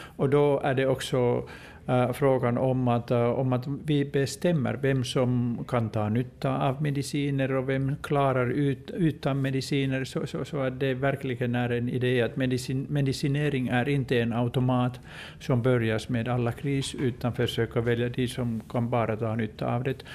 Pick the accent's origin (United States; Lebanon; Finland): Finland; jag kommer från Finland